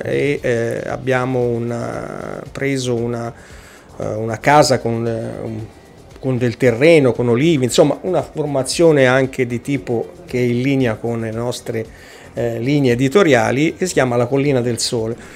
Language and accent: Italian; Casentino, province of Arezzo, Tuscany, Italy; vengo dalla provincia di Arezzo, eh, in particolare dal Casentino